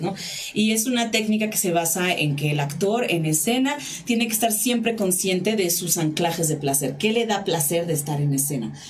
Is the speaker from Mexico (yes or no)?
yes; Tijuana, Baja California, Mexico; Yo soy de Tijuana, Baja California, vivo allá